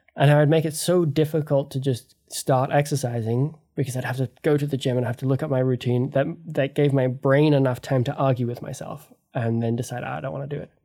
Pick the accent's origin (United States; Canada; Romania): Canada; my, uh, parents are English and Australian, but I grew up in Canada